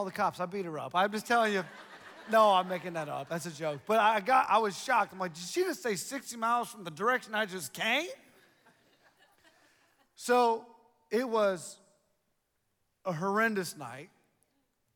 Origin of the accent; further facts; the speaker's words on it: Ohio, United States; moved away; I'm from Ohio